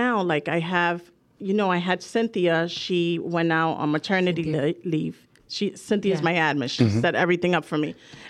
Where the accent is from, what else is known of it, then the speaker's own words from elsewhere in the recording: New York City, New York, United States; I'm from the Bronx. So I'm proud of that.